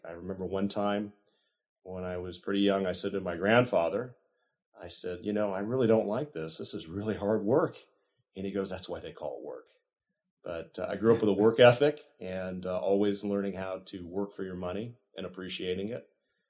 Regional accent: Piedmont, California, United States; now in Sacramento, United States; I actually grew up in a city in the Bay Area called Piedmont. I was born in 1965, and I attended all my grammar school and high school experiences in Piedmont.

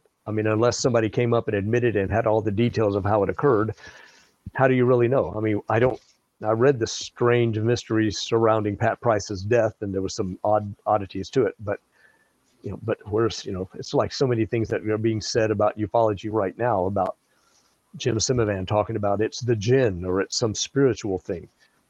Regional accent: Java, Indonesia; I grew up in Southeast Asia, in Java, Indonesia. My parents were missionaries.

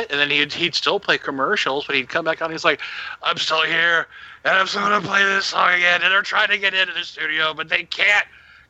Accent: Erlanger, Kentucky, United States; We were in northern Kentucky, but that's still the greater Cincinnati area. Erlanger.

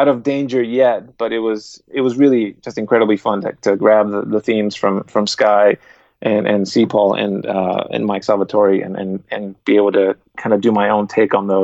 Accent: Guatemala; English is a second language; moved away; also born or lived in Austria; I was born in Guatemala, German is not my first language.

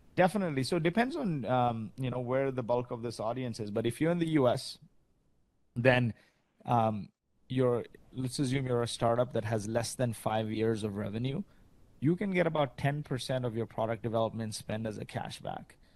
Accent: Kuwait; moved away; also born or lived in Canada; I grew up in Kuwait. My parents are from India

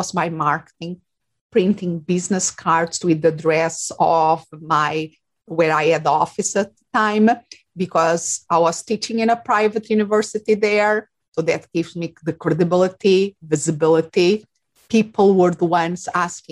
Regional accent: Portugal; born or raised there; English is a second language; moved away as an adult; also born or lived in England / Spain; now in Phoenix, United States

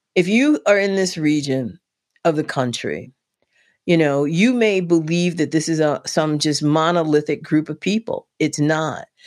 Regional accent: Washington, District of Columbia, United States; moved away as an adult; now in West Virginia, United States; born and raised in Southeast D C.

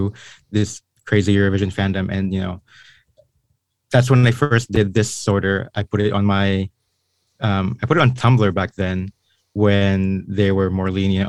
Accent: Philippines; I was born and raised in the Philippines

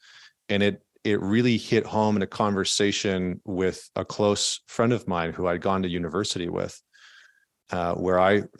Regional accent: Alberta, Canada; I grew up in just outside of Edmonton, Alberta in Canada, which is kind of like the Texas of Canada.

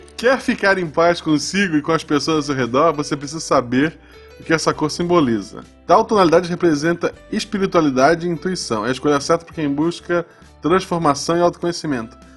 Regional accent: Florianópolis, Santa Catarina, Brazil; now in Gaspar, Brazil; eu nasci em Florianópolis

